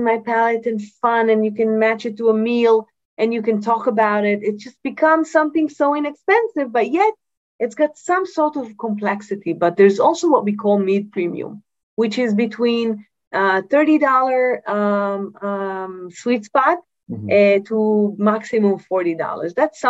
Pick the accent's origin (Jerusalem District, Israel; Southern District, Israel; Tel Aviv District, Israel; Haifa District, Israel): Southern District, Israel; Yatir; I come from Yatir, right? From the area where we make only high-end wines